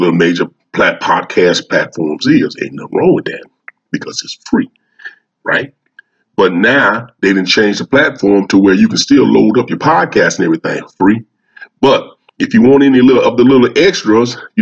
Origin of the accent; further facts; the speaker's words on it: Louisiana, United States; Louisiana, my hometown.